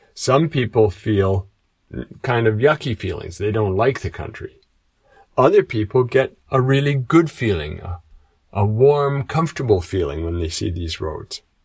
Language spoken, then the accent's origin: English; Canada; moved away as an adult; now in Japan; I come from Canada, but now I live in Japan